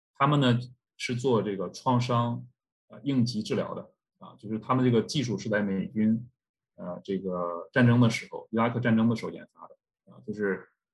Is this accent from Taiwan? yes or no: no; China; now in Canada; 我们作为中国人的骄傲是来自于 ，呃，祖国的强大